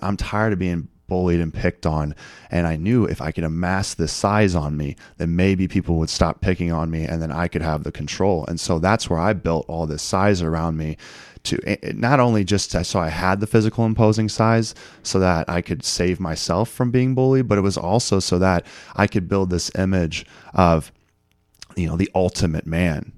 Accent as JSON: {"language": "English", "town": "Eureka", "region": "Missouri", "country": "United States", "tie": "born or raised there", "said": "born and raised in Eureka, Missouri, which is about forty-five minutes west of Saint Louis"}